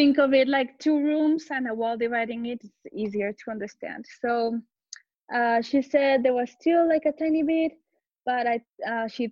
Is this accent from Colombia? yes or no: yes; Colombia; also born or lived in Barcelona, Spain; now in Madrid, Spain; I'm from Colombia, but I live in Madrid.